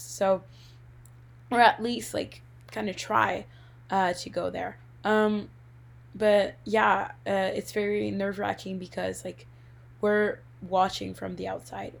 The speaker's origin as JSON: {"language": "English", "country": "Canada", "said": "as a Canadian"}